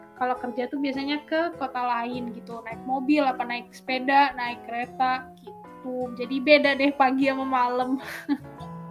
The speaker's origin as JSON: {"language": "Indonesian", "town": "Surakarta", "region": "Central Java", "country": "Indonesia", "also_born_or_lived": "Schwelm, Germany", "moved": "yes", "said": "rumah aku dulu di Solo"}